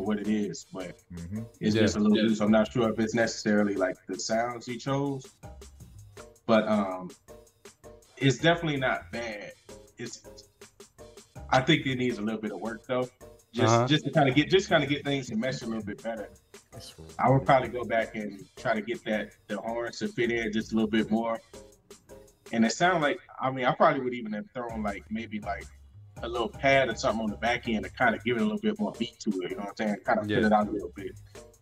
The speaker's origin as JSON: {"language": "English", "town": "Chicago", "region": "Illinois", "country": "United States", "tie": "born or raised there", "moved": "as an adult", "lives_now": "North Carolina, United States", "said": "I was born and raised in Chicago."}